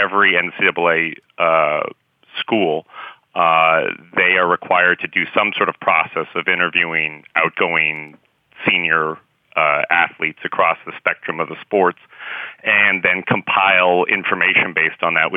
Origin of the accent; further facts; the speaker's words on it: Albuquerque, New Mexico, United States; moved away as an adult; also born or lived in Wisconsin; I was born and raised in Albuquerque, New Mexico